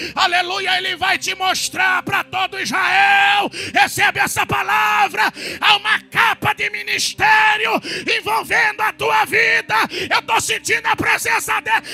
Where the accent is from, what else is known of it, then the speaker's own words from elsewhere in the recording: Corumbá, Mato Grosso do Sul, Brazil; lá na minha cidade, em Corumbá, no Mato Grosso do Sul